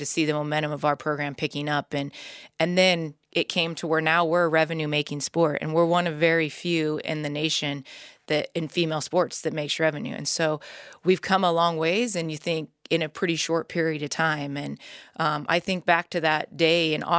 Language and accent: English; Nebraska, United States; I grew up in Nebraska